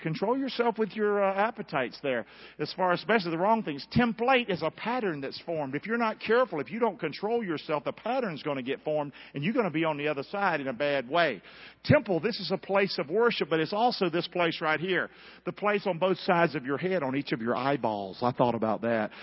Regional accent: Rockingham, North Carolina, United States; That's where I grew up in Rockingham.

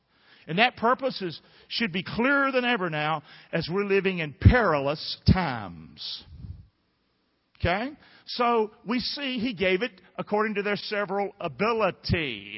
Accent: Rockingham, North Carolina, United States; Some of y'all grew up in the big city. I grew up in Rockingham. We're just different people.

